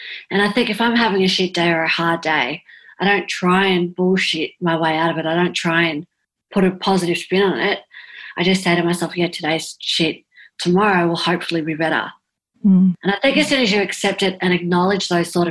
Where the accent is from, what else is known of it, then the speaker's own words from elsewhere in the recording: South Coast, New South Wales, Australia; where I live on the South Coast